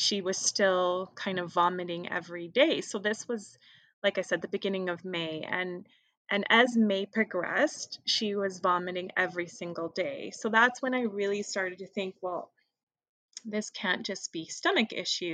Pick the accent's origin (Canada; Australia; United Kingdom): Canada; Calgary, Alberta; I am from Calgary and I am a social worker